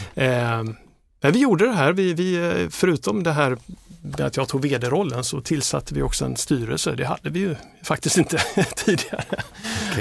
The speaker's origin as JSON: {"language": "Swedish", "town": "Trelleborg", "region": "Skåne", "country": "Sweden", "tie": "born or raised there", "also_born_or_lived": "Gothenburg / Malmö", "moved": "as an adult", "lives_now": "Stockholm, Sweden", "said": "är jag uppvuxen i Trelleborg"}